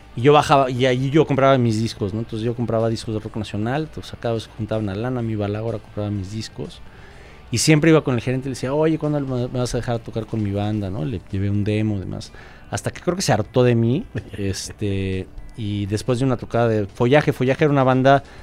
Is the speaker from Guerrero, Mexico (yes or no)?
no; Mexico City, Mexico; also born or lived in California, United States; soy de la Ciudad de México